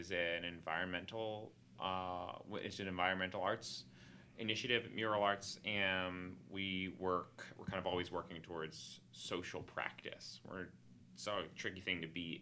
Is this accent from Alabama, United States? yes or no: no; Philadelphia, Pennsylvania, United States; I grew up in Mayfair in Northeast Philly